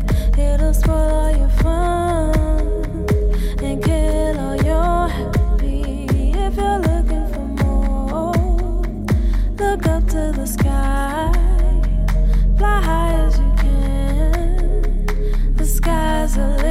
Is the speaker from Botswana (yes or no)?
yes; Botswana; English is a second language; moved away as an adult; also born or lived in Malaysia; I am a singer-songwriter from Botswana.